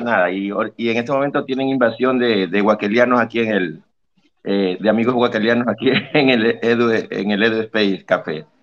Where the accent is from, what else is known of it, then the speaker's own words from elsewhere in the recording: Guayaquil, Guayas, Ecuador; soy orgullosamente ecuatoriano, por si acaso. De Guayaquil